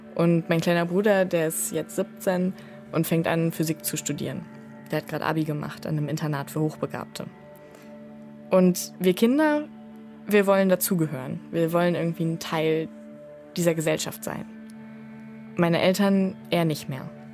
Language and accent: German; Ruhr area, North Rhine-Westphalia, Germany; Ich bin im Ruhrgebiet aufgewachsen, in einer Plattenbausiedlung